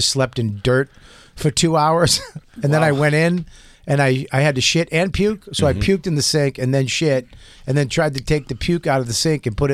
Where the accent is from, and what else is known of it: Boston area, Massachusetts, United States